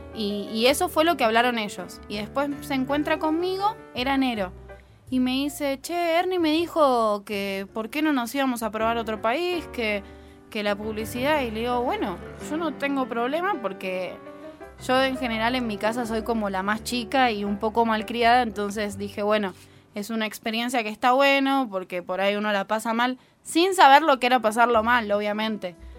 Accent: Buenos Aires, Argentina; moved away as an adult; now in Costa Rica; soy de Buenos Aires, Argentina, y soy maestra de kinder y productora de radio.

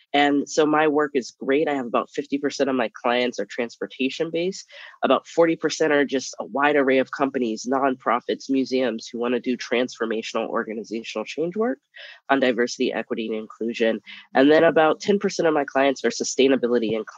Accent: Nebraska, United States; moved away as an adult; I'm from Nebraska, Midwestern

